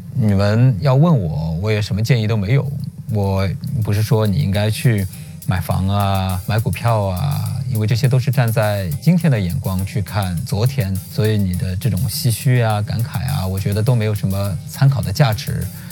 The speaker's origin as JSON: {"language": "Chinese", "area": "Jinshan District", "region": "Shanghai", "country": "China", "tie": "born or raised there", "said": "就在我的故乡，我老家金山区"}